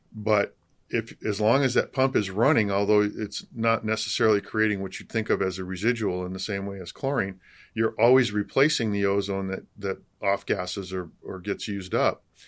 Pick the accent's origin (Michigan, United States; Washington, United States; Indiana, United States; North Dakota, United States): Michigan, United States; moved away as an adult; also born or lived in Colorado; now in California, United States; I grew up in Michigan